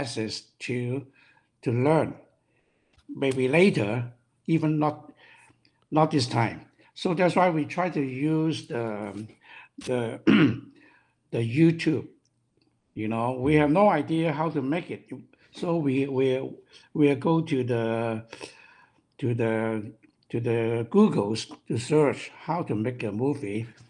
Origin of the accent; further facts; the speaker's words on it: Hong Kong; English is a second language; moved away as an adult; now in North America; We are from Hong Kong. Once we move to North America